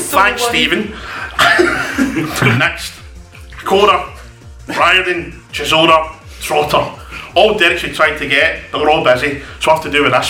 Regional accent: Scotland, United Kingdom

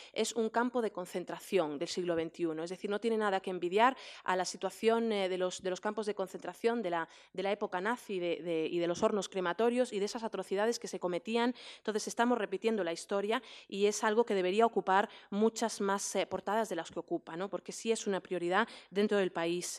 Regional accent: Damascus, Damascus Governorate, Syria; moved away; yo crecí en Damasco, fui al colegio en Damasco

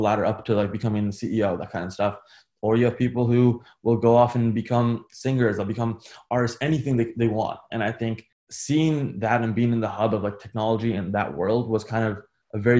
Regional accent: United States; growing up in America, especially, like my dad came from India

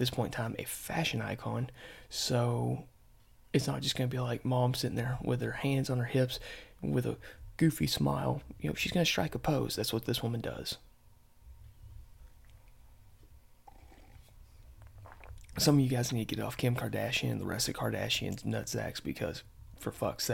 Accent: the South, United States; I'm from the South

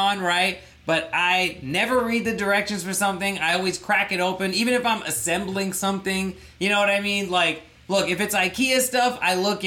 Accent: Thailand; as a Pakistani who grew up in Thailand

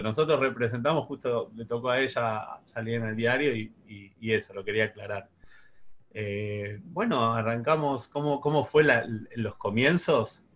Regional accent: Buenos Aires, Argentina; also born or lived in Paso del Rey / Ramos Mejía; soy de Flores

